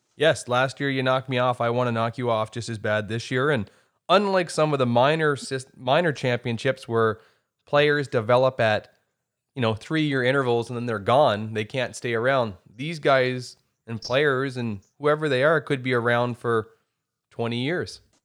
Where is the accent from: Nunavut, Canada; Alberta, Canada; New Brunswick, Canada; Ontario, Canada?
New Brunswick, Canada; the Miramichi; I'm from the Miramichi